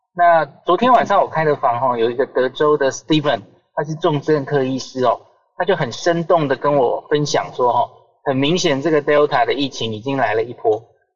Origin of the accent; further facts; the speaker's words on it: Taiwan; 我们台湾人戴得住口罩